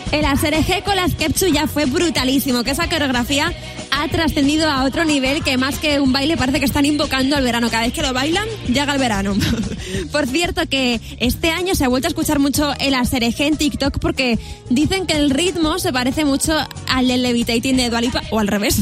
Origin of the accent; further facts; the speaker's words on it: Madrid, Community of Madrid, Spain; Mis padres nacieron en ciudad, yo nací en Madrid